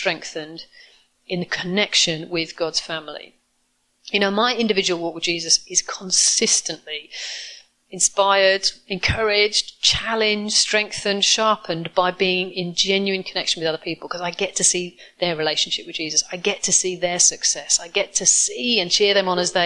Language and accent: English; United Kingdom; I'm classically British, introverted, reserved, like I am